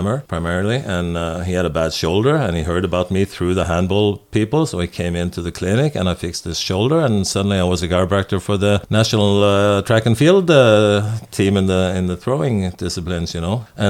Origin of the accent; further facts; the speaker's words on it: Norway; English is a second language; kids in my hometown. I was lucky though. When I graduated from school, I was put in practice in we have a mandatory internship for a year in Norway